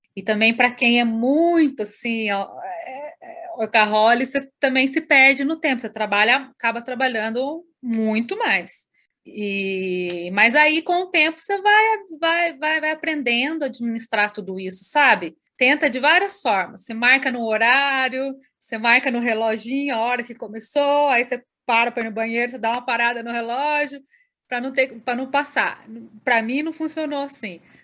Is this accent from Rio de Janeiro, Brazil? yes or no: no; Camanducaia, Minas Gerais, Brazil; moved away as an adult; now in Curitiba, Brazil; fiquei em Camanducaia, né? Na minha cidade natal